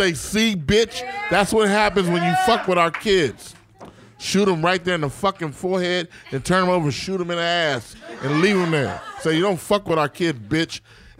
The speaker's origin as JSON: {"language": "English", "town": "San Diego", "region": "California", "country": "United States", "tie": "born or raised there", "also_born_or_lived": "Bronx, New York", "moved": "yes", "said": "I was raised a good part of my life in San Diego."}